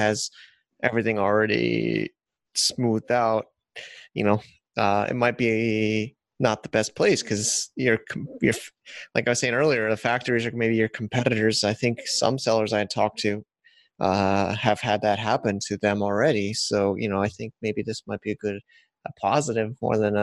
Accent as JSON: {"language": "English", "country": "United States", "said": "as an American"}